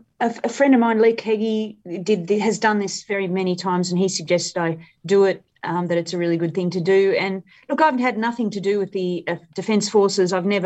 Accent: India; So I grew up in India.

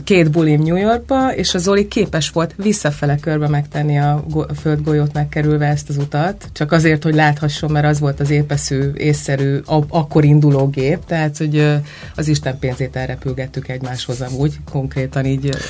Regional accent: Hungary

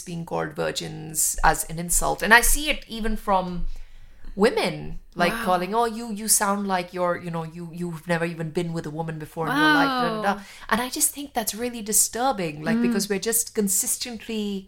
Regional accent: New Delhi, Delhi, India; moved away; where I lived in New Delhi

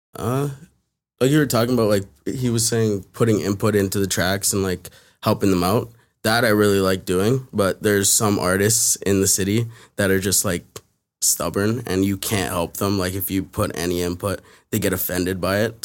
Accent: Toronto, Ontario, Canada; I grew up in, like, in Toronto, like, West End, near, like, Rogers Road

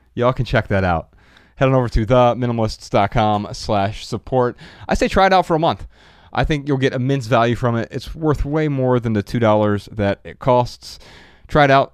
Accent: Dayton, Ohio, United States; moved away as an adult; now in Los Angeles, United States; Growing up in Dayton, Ohio

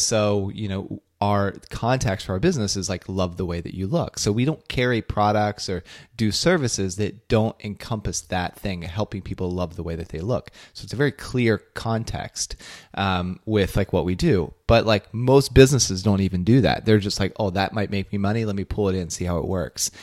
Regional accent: Belpre, Ohio, United States; That's my home state

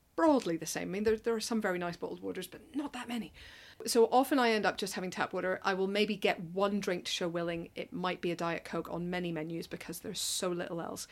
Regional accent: Northern Ireland, United Kingdom; moved away as an adult; now in London, United Kingdom; I'm from Northern Ireland. Came over here for university and have never really gone back.

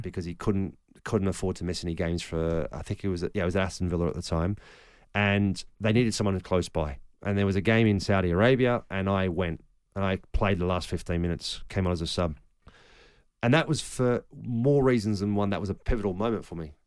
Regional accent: Australia; moved away; also born or lived in Germany / England; growing up in Australia

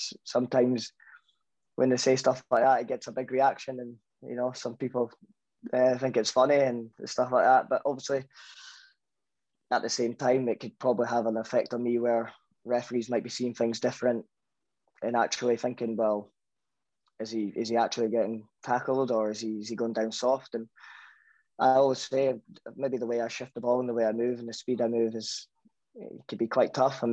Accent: Scotland, United Kingdom; I'm fully Scottish

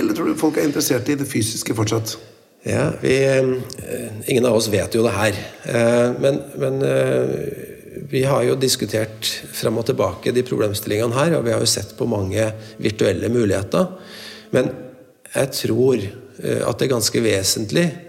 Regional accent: Trøndelag, Norway; som trønder jeg er veldig stolt

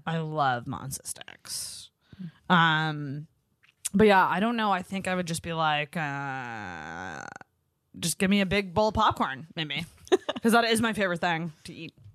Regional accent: Antigonish, Nova Scotia, Canada; now in Halifax, Canada; Anagonish, which is my hometown

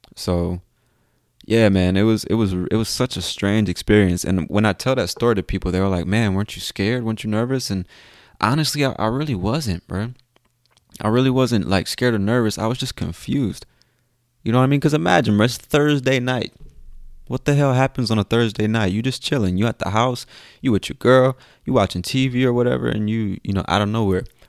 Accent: United States; I'm from the United States

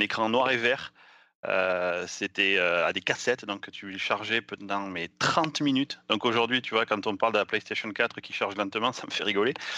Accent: south-west France, France; accent: south-western French; now in United States; quand je parle en français j'ai un accent du sud-ouest

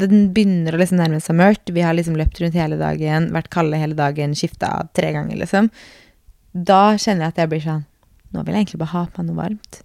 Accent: Norway; hjemme i Norge

